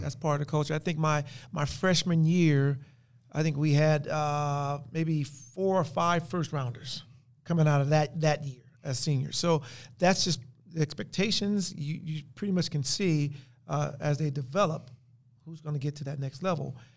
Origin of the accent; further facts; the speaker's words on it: Compton, California, United States; growing up in Compton.